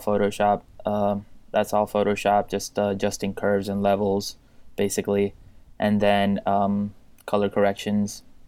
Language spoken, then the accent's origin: English; Puerto Rico; I'm from Puerto Rico, uh, born and raised there